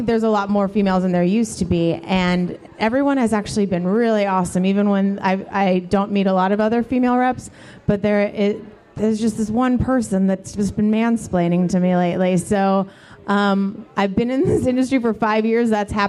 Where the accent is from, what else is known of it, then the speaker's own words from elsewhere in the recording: California, United States; now in Texas, United States; I mean, this is Texas, so I guess I'm just getting used to that since I'm from California too.